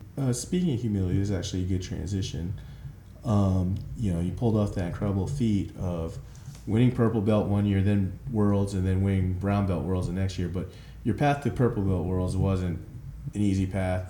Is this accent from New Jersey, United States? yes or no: yes; New Jersey, United States; I grew up in New Jersey